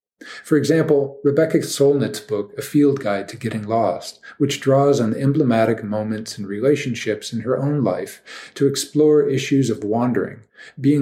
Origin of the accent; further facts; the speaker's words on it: Midwest, United States; also born or lived in Basque Country, Spain; now in West Texas, United States; I grew up in the Midwest around timbers filled with elms, dogwoods, walnuts, and oaks